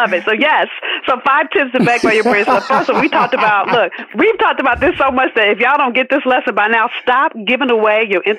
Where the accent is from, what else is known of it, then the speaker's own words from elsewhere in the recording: Los Angeles, California, United States; And I'm from South Central LA. Let me keep it all the way real. If those of you that saw Boys in the Hood, I grew up probably 10 blocks from where they filmed that movie.